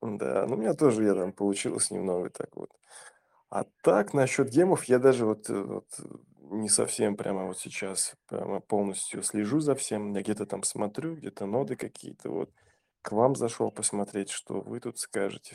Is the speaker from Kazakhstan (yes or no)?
yes; Kazakhstan; я же из Казахстана